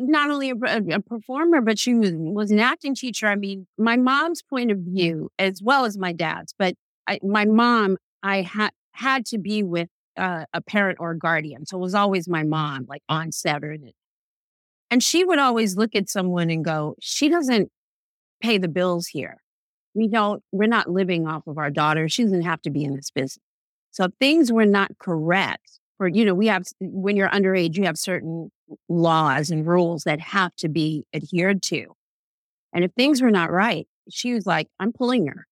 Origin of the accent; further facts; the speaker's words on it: New York City, New York, United States; I am born and raised in New York City